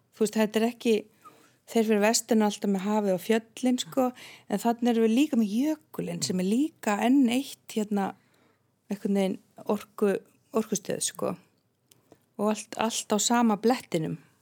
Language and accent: Icelandic; Vík í Mýrdal, Southern Region, Iceland; moved away; also born or lived in Reykjavík; ég elst upp í Viki Myrdal